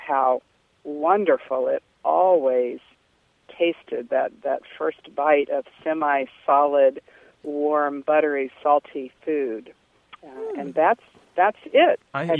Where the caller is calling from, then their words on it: Charlottesville, Virginia, United States; Charlottesville, Virginia.